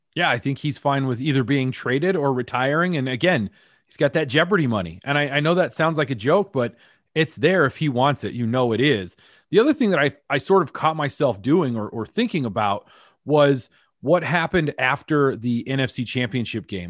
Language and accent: English; Greeley, Colorado, United States; born and raised in Greeley, Colorado